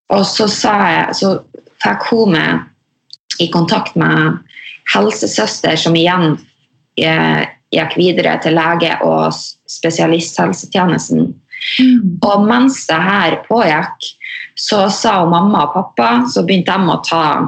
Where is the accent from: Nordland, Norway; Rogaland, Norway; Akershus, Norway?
Nordland, Norway; Mosjøen; jeg er jo fra Mosjøen